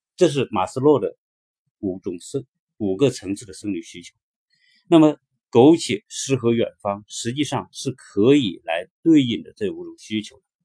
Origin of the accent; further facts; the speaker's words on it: China; 我们中国人